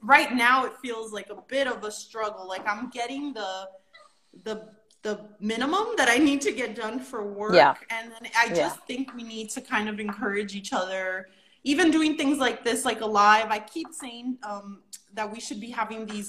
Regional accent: New York City, New York, United States; I'm from the Bronx

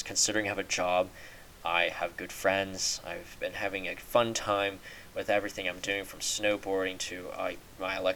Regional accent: United States; being American

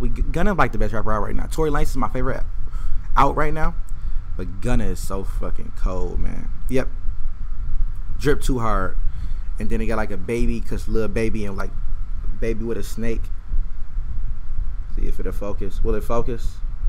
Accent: Detroit, Michigan, United States; I'm from Detroit.

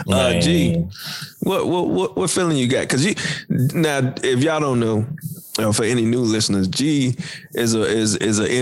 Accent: the South, United States; we're from the South

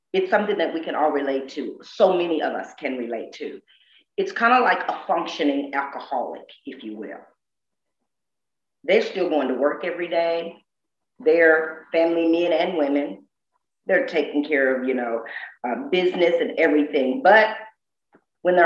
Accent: the South, United States; I'm so deep from the South.

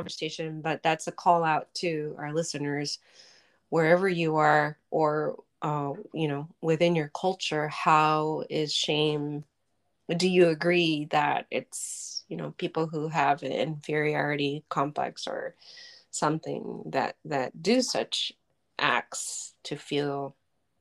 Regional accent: Tokyo, Japan; moved away; we grew up in Tokyo, which is the city metropolis.

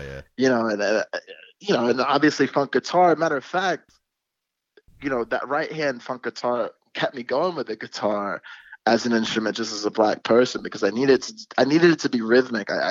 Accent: New York City, New York, United States; I'm a New Yorker from Harlem

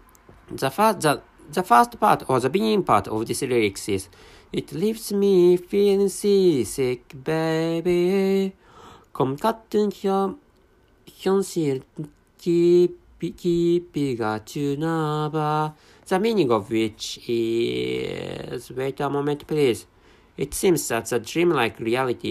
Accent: Japan; first language Japanese; English is a second language

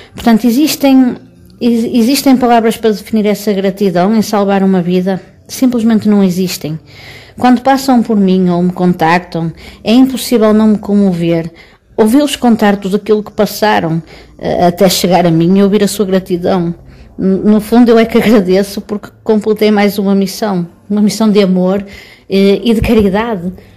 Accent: Matosinhos, Porto District, Portugal; Eu sou de Matosinhos, uma cidade que pertence ao distrito do Porto

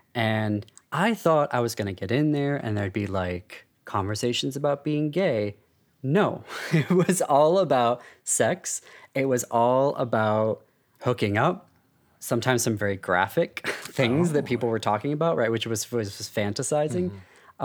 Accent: United States; I'm Armenian American and a dual citizen of France and the US

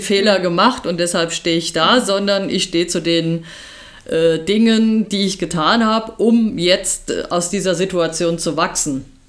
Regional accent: Germany; bei uns in Deutschland

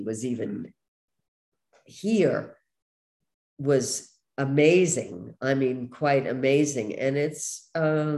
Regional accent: New York City, New York, United States; moved away; where I grew up in Brooklyn

